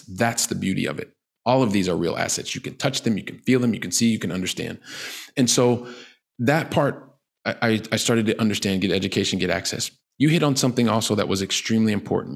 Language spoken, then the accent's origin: English; Columbus, Ohio, United States; moved away as an adult; now in Barcelona, Spain; I'm from Columbus, Ohio